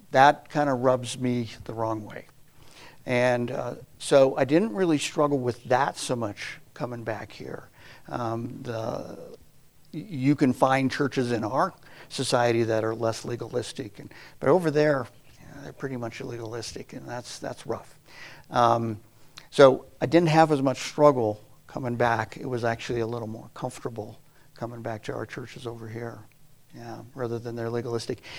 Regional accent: United States; moved away as an adult; also born or lived in Kenya / Tanzania / Swaziland; growing up in America

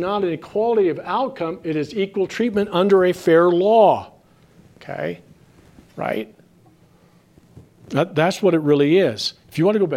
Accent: Minnesota, United States; I come from Minnesota

